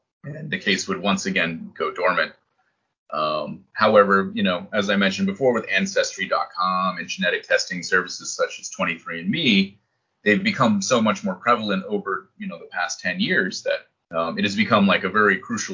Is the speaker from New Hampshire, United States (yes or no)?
yes; New Hampshire, United States; moved away as an adult; also born or lived in Boston area / Iraq; now in Japan; I grew up in New Hampshire and I've lived in these places, right? So it's a, you know, lived in the Boston area, lived in Iraq, right? Lived in Japan